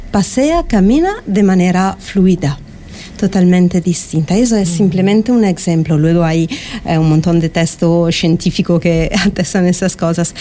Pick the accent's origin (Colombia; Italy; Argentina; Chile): Italy; Milan, Lombardy; Spanish is a second language; now in Fuerteventura, Spain; yo soy de Milán, de Italia, y mm, respecto al clima que hay en Italia, aquí en Fuerteventura hay realmente la posibilidad de vivir en sinergia